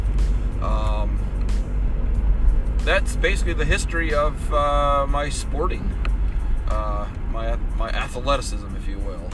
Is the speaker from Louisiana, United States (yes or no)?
no; Michigan, United States; Growing up in Michigan